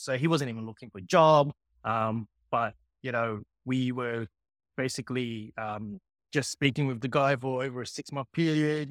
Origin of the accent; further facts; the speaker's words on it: Sydney, New South Wales, Australia; also born or lived in Hong Kong; I grew up in Sydney